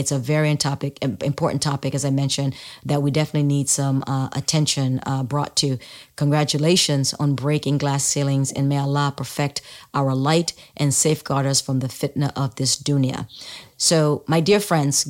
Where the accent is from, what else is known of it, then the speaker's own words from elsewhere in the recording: Sierra Leone; now in United States; I was born in the United States but moved to Sierra Leone when I was a young kid, small kid, still in elementary school, like, I don't even think I'd started yet, but I was 6 or 7 years old when I moved.